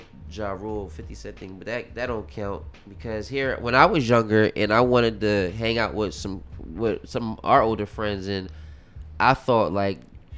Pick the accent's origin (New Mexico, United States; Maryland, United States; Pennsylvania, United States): Pennsylvania, United States; Southwest Philly; I'm from Southwest Film.